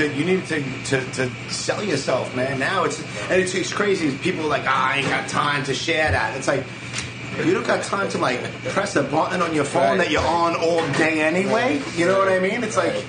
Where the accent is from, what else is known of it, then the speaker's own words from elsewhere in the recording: New York City, New York, United States; being 43, like, I was always into hip hop. I was always a street kid. I grew up and born and raised in Brooklyn.